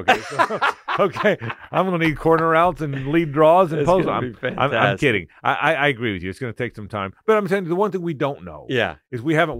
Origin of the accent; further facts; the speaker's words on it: Florida, United States; I said, Peyton, I'm from Florida.